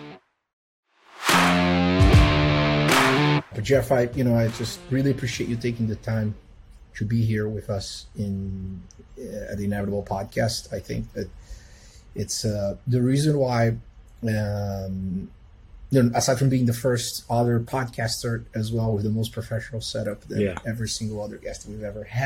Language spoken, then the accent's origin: English; São Paulo, Brazil; moved away as an adult; also born or lived in Boulder, Colorado; Grew up in Brazil in Sao Paulo, but lived in Boulder for 3.5 years from when I was 20 until 23.